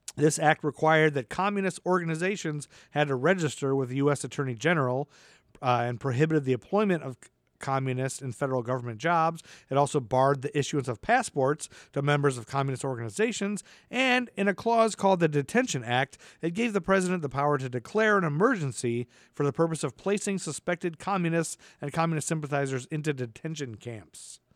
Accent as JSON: {"language": "English", "town": "Toledo", "region": "Ohio", "country": "United States", "said": "I'm from forty-five minutes outside of Detroit. I'm from Toledo, Ohio."}